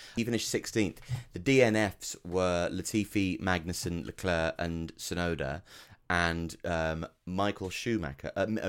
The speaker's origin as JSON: {"language": "English", "region": "England", "country": "United Kingdom", "said": "we're English"}